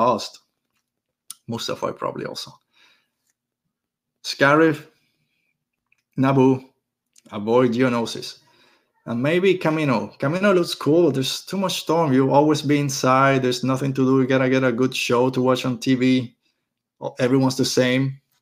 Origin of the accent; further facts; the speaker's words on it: Puerto Rico; I'm from Puerto Rico. I'm used to the beach. I'm used to the ocean